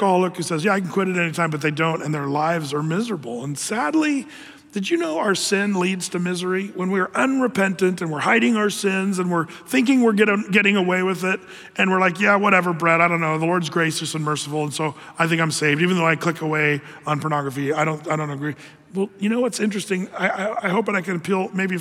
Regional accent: Ashland, United States; growing up in Ashland, going to school down there

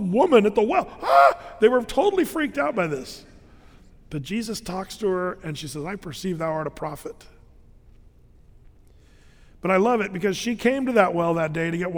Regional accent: United States; As an American nation

